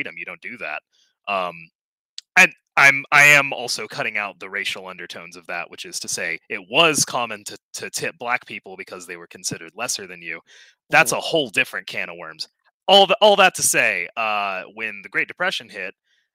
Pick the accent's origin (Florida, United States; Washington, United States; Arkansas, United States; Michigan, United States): Arkansas, United States; I grew up in Arkansas